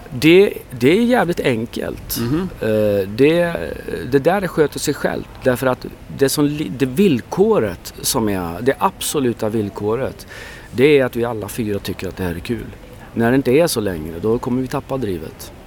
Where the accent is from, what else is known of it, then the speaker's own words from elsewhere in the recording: Sweden; jag är ju, jag är ju ursvensk